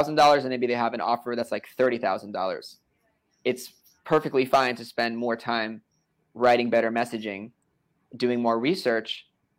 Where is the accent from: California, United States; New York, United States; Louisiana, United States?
New York, United States; I'm from New York